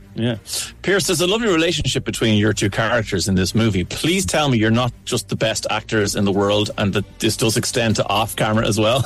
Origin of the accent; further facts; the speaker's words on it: Ireland; as an Irishman